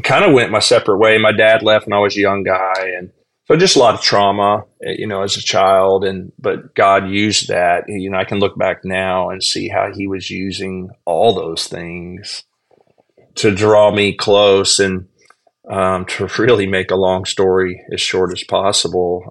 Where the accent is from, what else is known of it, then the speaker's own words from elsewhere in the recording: Texas, United States; now in Myrtle Beach, United States; I was raised in in Texas in a Southern Baptist family.